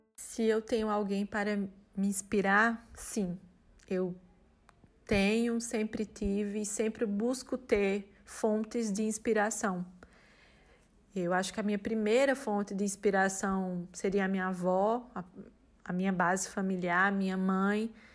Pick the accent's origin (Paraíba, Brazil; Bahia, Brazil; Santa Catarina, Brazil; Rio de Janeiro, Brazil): Paraíba, Brazil; Campina Grande; moved away as an adult; also born or lived in Brasília / Recife; now in Maringá, Brazil; Eu trabalhava no hospital universitário da minha cidade natal, de Campina Grande.